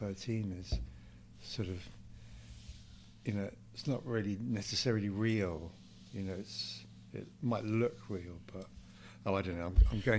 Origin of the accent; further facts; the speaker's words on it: Totnes, South West England, United Kingdom; also born or lived in Heswall, the Wirral / the Midlands; And then my parents moved to the Midlands and then to Devon. So, yeah, mostly in Devon, around Totnes, Dartington, in the 70s, 60s and 70s.